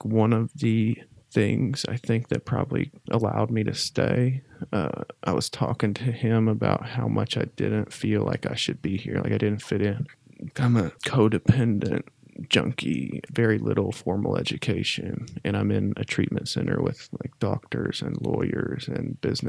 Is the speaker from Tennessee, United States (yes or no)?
yes; Knoxville, Tennessee, United States; I was from Knoxville